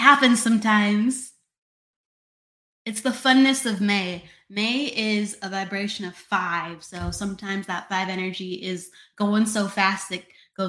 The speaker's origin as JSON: {"language": "English", "region": "Illinois", "country": "United States", "tie": "born or raised there", "said": "So I grew up in Illinois"}